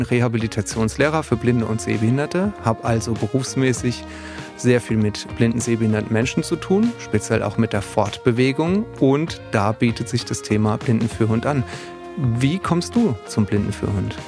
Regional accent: Odenwald, Germany; ich komme aus dem Odenwald

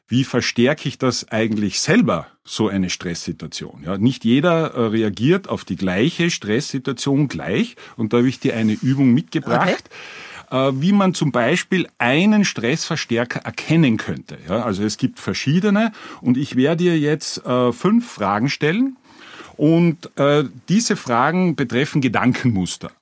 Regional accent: Carinthia, Austria; ich bin aus Kärnten

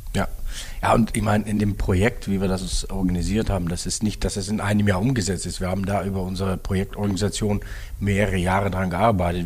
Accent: Netherlands; moved away as an adult; now in Germany; gebürtige Niederländer

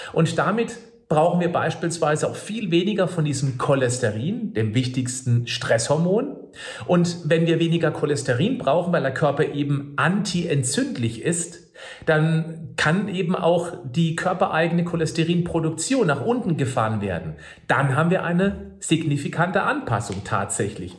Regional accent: Germany; bei uns in Deutschland

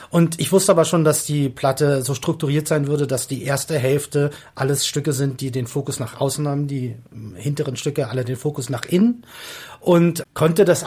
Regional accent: Berlin, Germany; accent: Berlin; Oh, bin Westberliner, ich komme aus Reinickendorf.

